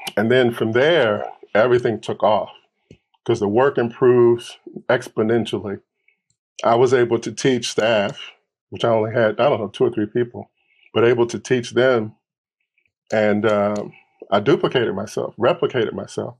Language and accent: English; Milwaukee, Wisconsin, United States; moved away; also born or lived in Detroit, Michigan / Los Angeles, California; I grew up in Milwaukee as a kid.